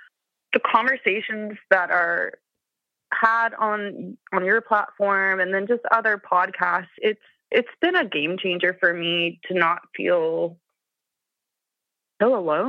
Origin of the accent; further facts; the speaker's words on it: Appalachia, United States; So like I said, I'm from Appalachia. I don't think I have a very strong accent. I've had some media training, so I've learned to neutralize my accent.